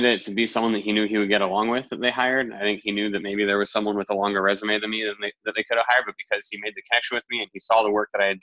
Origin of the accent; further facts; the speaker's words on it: Washington, District of Columbia, United States; moved away as an adult; now in New York, United States; D.C., it's my hometown